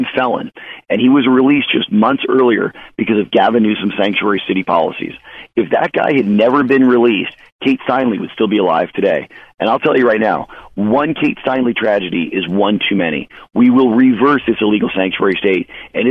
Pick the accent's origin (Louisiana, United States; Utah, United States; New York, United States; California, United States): California, United States; Chula Vista; I grew up in Chula Vista, 5 minutes from the border